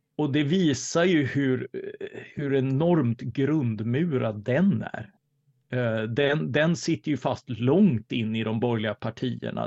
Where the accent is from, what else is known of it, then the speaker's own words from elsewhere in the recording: Karlskrona, Blekinge, Sweden; jag är uppvuxen i Karlskrona